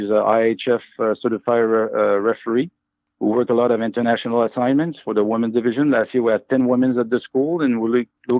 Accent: Jonquière, Quebec, Canada; moved away as an adult; now in Los Angeles, United States; I'm from Jonquière, Quebec

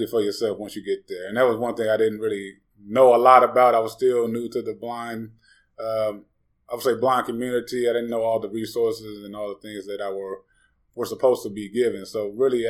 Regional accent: Gary, Indiana, United States; I'm originally from Northwest Indiana, Gary, Maryville area.

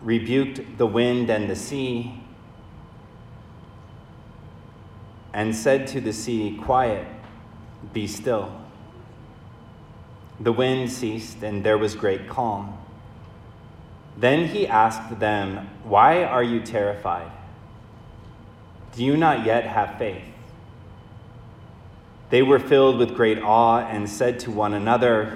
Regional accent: Michigan, United States; I grew up in Michigan, and my father is an Irish immigrant

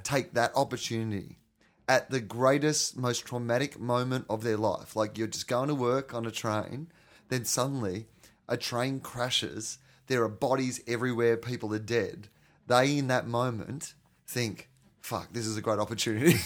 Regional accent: Australia

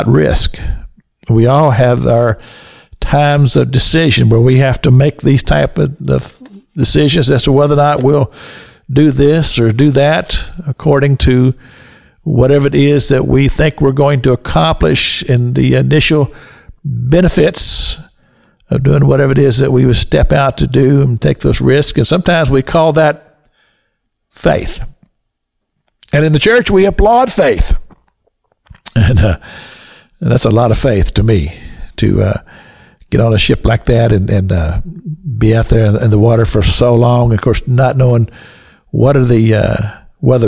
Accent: Kentucky, United States; We're from Kentucky

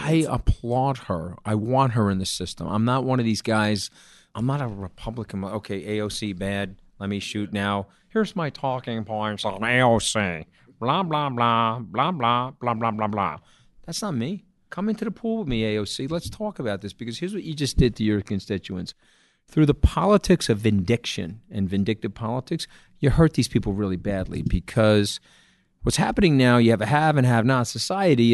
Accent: New York, United States; I'm a New Yorker.

